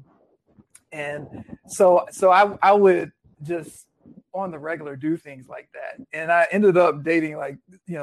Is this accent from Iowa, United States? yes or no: no; Virginia Beach, Virginia, United States; now in Los Angeles, United States; I grew up in the Virginia area, like around the Virginia Beach area.